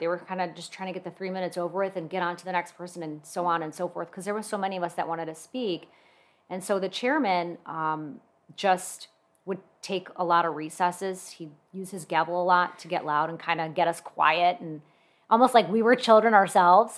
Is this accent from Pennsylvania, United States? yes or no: no; West Bloomfield, Michigan, United States; now in Commerce, United States; I actually grew up in West Bloomfield, and when I got married, I moved to Commerce with my husband